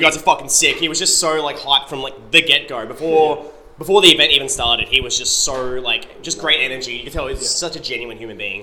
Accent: Deniliquin, New South Wales, Australia; moved away as an adult; also born or lived in Melbourne; We, we come from Deniliquin, New South Wales. All four of us come from Deniliquin

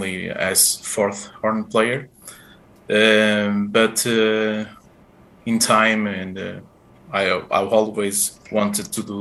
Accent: Porto, Norte, Portugal; English is a second language; I'm Portuguese. I was born in Porto, in the city

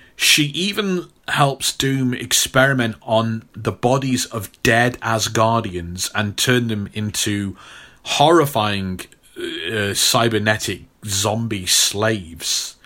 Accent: Stafford, West Midlands, United Kingdom; my hometown, uh, here, Stafford

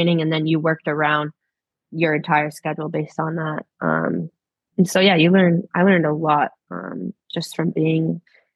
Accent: Maine, United States; moved away as an adult; now in Australia; I've grown up on the coast back home

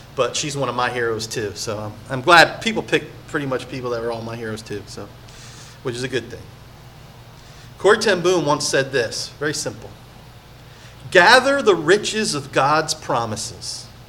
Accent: Point Pleasant, United States; I come from Point Pleasant, small little town.

